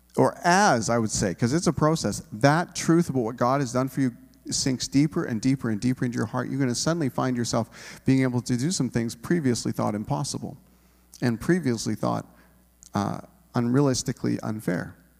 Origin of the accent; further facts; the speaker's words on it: Canada; we're Canadian individuals